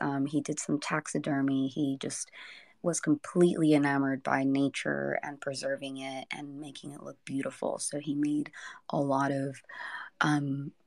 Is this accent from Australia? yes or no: no; Rosarito, Baja California, Mexico; also born or lived in San Diego, California; now in Southern California, United States; I'm originally from Mexico. I was born in Rosarito, Baja California. And then I migrated to the U.S., to San Diego, in 2001 with my family.